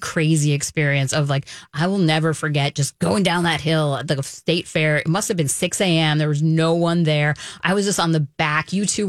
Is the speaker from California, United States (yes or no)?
no; Manhattan, New York, United States; now in Minnesota, United States; I came from Manhattan to Minnesota.